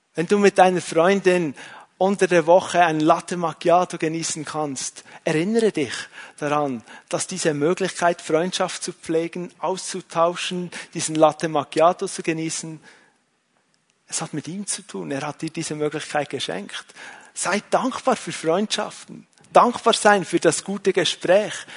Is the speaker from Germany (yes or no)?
no; Switzerland; als Schweizer